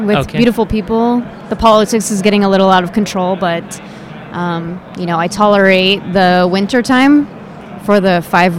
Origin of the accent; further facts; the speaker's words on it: California, United States; now in Colorado, United States; I grew up in California